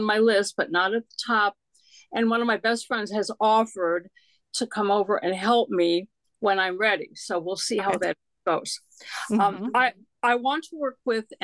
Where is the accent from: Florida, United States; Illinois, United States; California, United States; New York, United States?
Illinois, United States; Chicago; now in Germantown, Maryland, United States; I grew up in Illinois